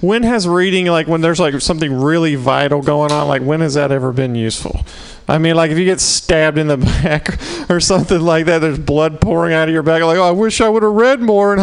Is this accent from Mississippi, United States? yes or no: yes; Mississippi, United States; accent: southern; moved away; I'm from Mississippi